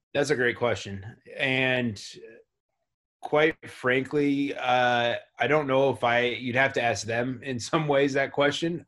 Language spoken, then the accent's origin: English; Tucson, Arizona, United States; growing up in Tucson, where uh, Pac-12 basketball and University of Arizona basketball is really popular